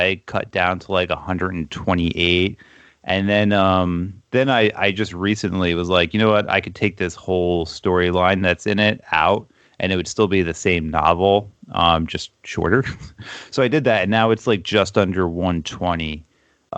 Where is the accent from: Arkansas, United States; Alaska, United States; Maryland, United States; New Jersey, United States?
New Jersey, United States; Toms River; My hometown, Toms River, New Jersey, in the 90s, a lot of kids did get sick